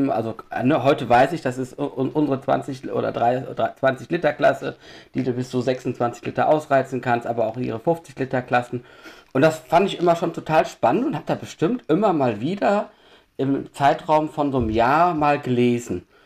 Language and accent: German; Düsseldorf, North Rhine-Westphalia, Germany; Ähm, ich bin 46 Jahre alt, ich komme aus Düsseldorf.